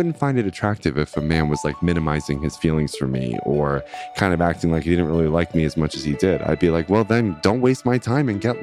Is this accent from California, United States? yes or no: no; Long Island, New York, United States; I'm from Long Island